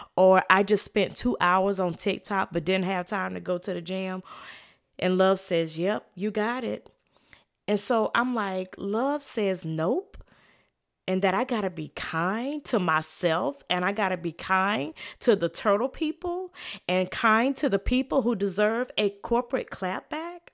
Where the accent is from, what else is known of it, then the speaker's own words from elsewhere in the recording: the South, United States; I'm from the South